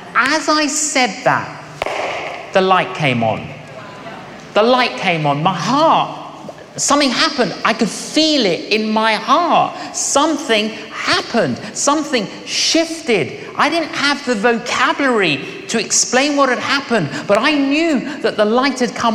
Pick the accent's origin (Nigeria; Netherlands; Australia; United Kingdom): United Kingdom; London; when I was growing up in London, I was an agnostic